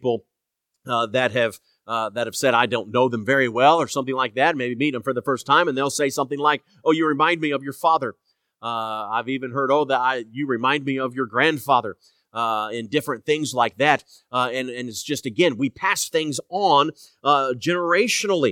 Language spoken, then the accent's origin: English; Indianapolis, Indiana, United States; growing up in Indianapolis